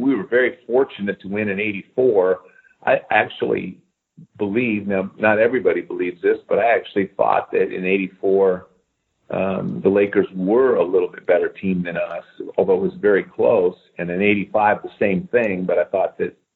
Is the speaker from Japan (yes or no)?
no; Eugene, Oregon, United States; I grew up in Eugene, Oregon